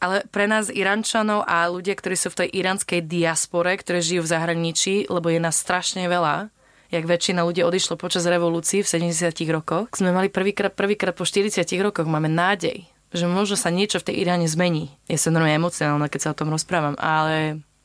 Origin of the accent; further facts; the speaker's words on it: Slovakia; moved away as an adult; now in Madeira, Portugal; mali sme rodičov z iných krajín, ale vyrastali sme na Slovensko